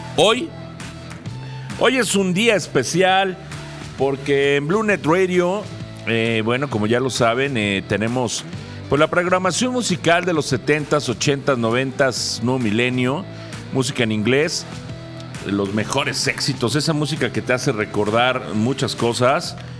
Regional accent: Mexico; como buenos mexicanos

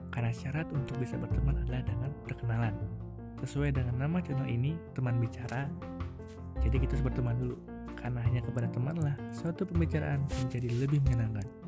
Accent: Riau, Indonesia; moved away as an adult; also born or lived in West Java; Aku asli Jawa Barat. Darahku, darah Jawa Barat. Orang tuaku juga asli orang Jawa Barat dan aku lahir di Jawa Barat. Singkat cerita, karena ada masalah ekonomi, akhirnya aku pindah ke Riau waktu aku umur setahun.

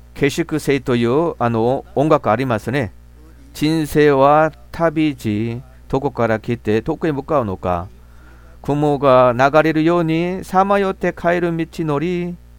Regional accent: Gimcheon, North Gyeongsang, South Korea; Japanese is a second language; moved away; 私もふるさとは、あの、京部、金천という町

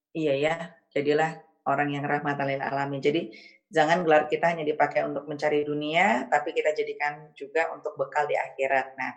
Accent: Padang, West Sumatra, Indonesia; now in Japan; saya sebenarnya orang Padang ya, tapi kadang-kadang konsep orang Jawa tuh benar.

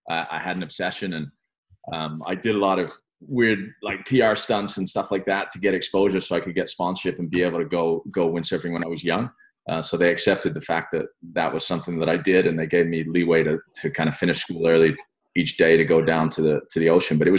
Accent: England, United Kingdom; also born or lived in France; I was actually born in France, um, but I'm British by nationality. We moved uh, back to England when I was about three or something.

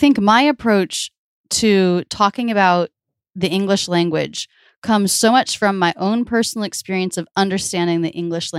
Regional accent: the South, United States; accent: Midwestern; also born or lived in Boston / New York; now in Philadelphia, United States; My parents were born and raised in the Midwest, and that's where all my family has come from for a few generations. So I believe that's what I speak with, even though I grew up in the South.

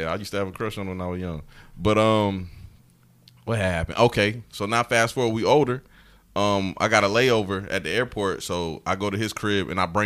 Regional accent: Evans, Georgia, United States; I am from Evans, Georgia, dog.

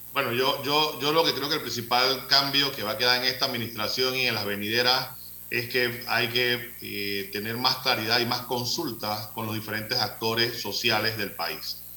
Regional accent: Panama; como panameños

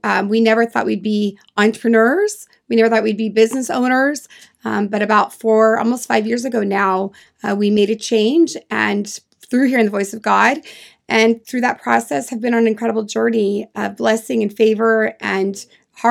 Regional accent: California, United States; also born or lived in England; I am from California as well. We live about 2.5 hours away from each other. We're in the Sacramento area, and I've been here a long time.

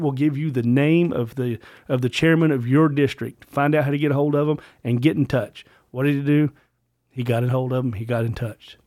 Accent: Virginia, United States; I am a, a true blue brother of, of son of Virginia

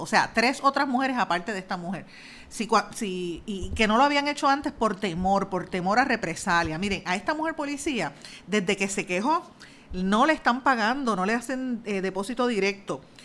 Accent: Guaynabo, Puerto Rico; soy de Guainabo

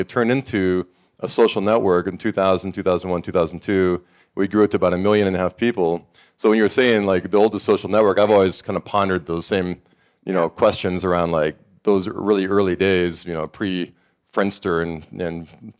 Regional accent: Montana, United States; moved away as an adult; I grew up in Montana, couldn't wait to get out, went to Los Angeles, and I thought I was moving to the epicenter of creative genius

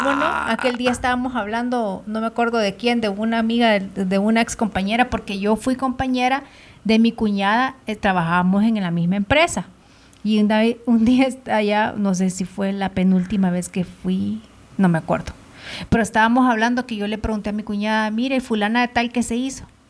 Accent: El Salvador; born or raised there; now in Guatemala

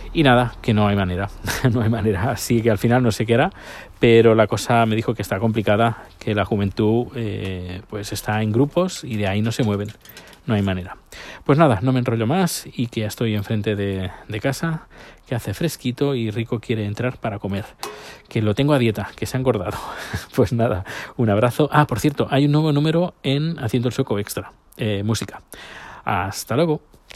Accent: Terrassa, Catalonia, Spain; la ciudad donde yo nací, mi ciudad natal, Tarrasa

